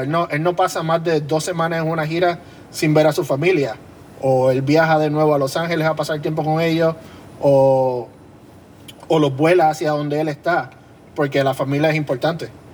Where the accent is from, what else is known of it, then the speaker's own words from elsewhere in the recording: Carolina, Puerto Rico; Yo soy de Carolina.